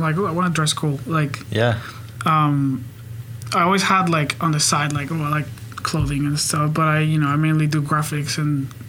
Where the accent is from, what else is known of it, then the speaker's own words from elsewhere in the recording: Bogotá, Colombia; moved away as an adult; now in Oklahoma City, United States; I'm from Bogota